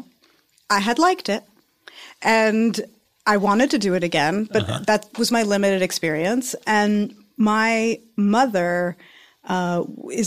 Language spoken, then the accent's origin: English; New York City, New York, United States; moved away; I'm from New York City